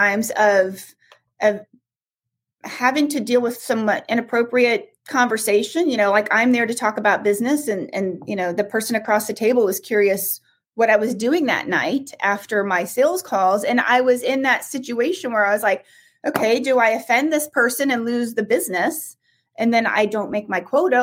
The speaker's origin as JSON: {"language": "English", "region": "Midwest", "country": "United States", "said": "I was from the Midwest, so I was wired to be nice"}